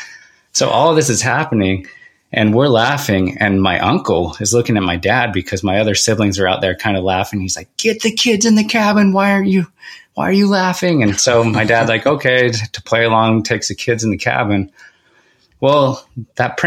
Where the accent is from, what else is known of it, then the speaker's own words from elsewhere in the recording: Oakley, Utah, United States; also born or lived in Salt Lake City, Utah; now in American Fork, United States; I was born in Salt Lake City, but we moved to Oakley, Utah, which is a farm town. At the time there was about 700 people in the town.